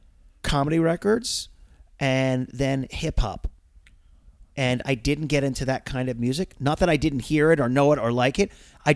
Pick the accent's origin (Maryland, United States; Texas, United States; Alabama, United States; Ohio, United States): Maryland, United States; Oh, I'm from Maryland.